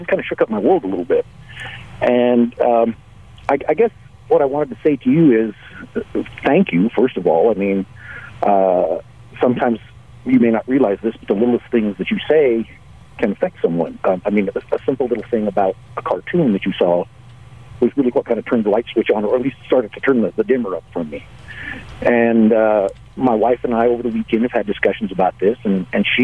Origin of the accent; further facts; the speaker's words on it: Albuquerque, New Mexico, United States; Growing up in Albuquerque, of course, I was around a lot of Hispanics